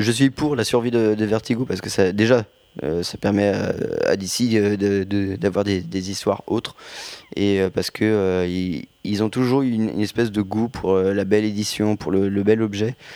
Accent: France; accent: French; ouais, ouais, j'ai un accent français, ouais.

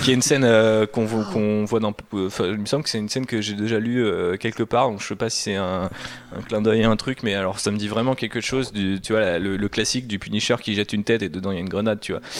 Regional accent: France; en tant que Français

